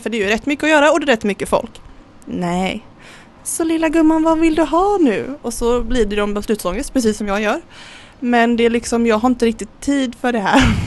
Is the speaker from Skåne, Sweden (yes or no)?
no; Kullavik, Västra Götaland, Sweden; also born or lived in Gothenburg; Uppvuxen eh, vad är det, två mil utanför Göteborg i ett litet, eh, litet eh, samhälle som heter Kullavik.